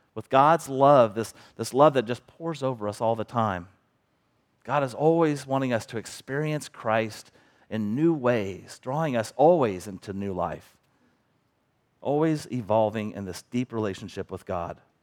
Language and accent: English; Bethany, Missouri, United States; also born or lived in Kansas City; now in Cameron, United States; I grew up in Bethany, a small town